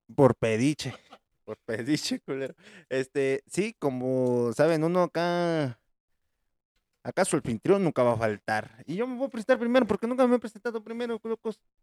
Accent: Puebla, Mexico; en mi tierrita natal, en mi chula en mi hermosa, en mi heroica, en la que fue creada por Los Ángeles

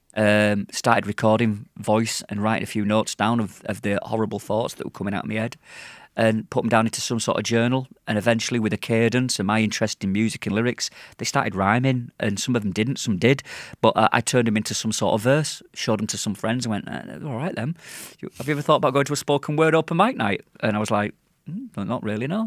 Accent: Yorkshire and the Humber, United Kingdom; now in Manchester, United Kingdom; I'm from Yorkshire. I've lived in Manchester for twenty-two years

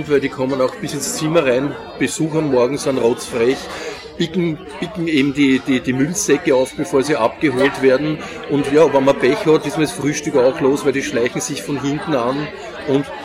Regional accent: Vienna, Austria; Ein Wiener Original, ein transdanubisches.

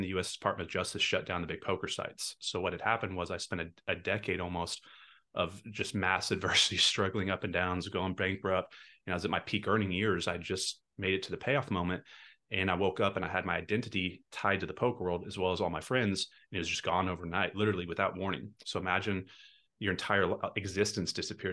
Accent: Texas, United States; I'm from Texas

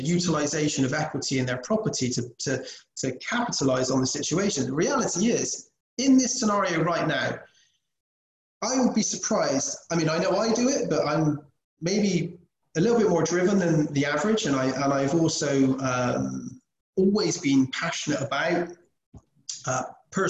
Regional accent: England, United Kingdom; moved away; we're English, British.

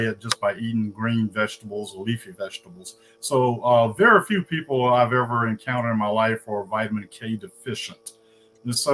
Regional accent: Indianola, Mississippi, United States; moved away as an adult; also born or lived in Atlanta, Georgia / Rochester, Minnesota; I'm originally from Indianola, Mississippi, the hometown of …

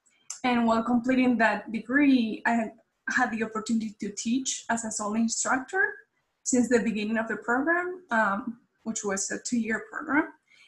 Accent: Spain; moved away as an adult; also born or lived in Morgantown, West Virginia, United States; now in United States; I'm from Spain, but I've been living in the U.S. since 2014.

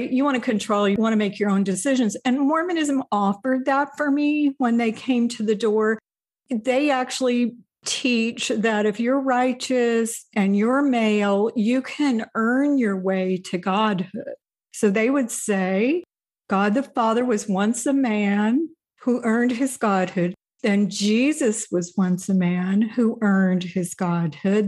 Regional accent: Indiana, United States; moved away as an adult; also born or lived in Wisconsin / Salt Lake City; my family moved to Indiana soon after that, and I spent the first forty-five years of my life in Indiana

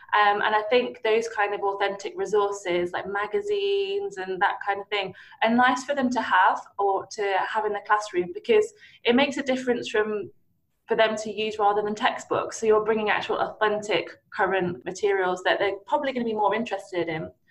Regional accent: Nottinghamshire, East Midlands, United Kingdom; I I grew up mainly in Nottinghamshire

